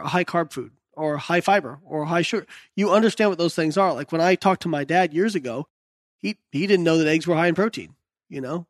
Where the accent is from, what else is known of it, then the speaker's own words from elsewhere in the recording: Indiana, United States; I was the kid growing up in Indiana